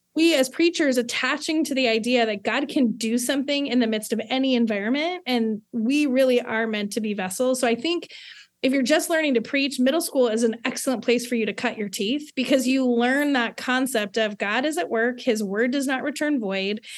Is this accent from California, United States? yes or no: yes; Southern California, United States; born and raised in Southern California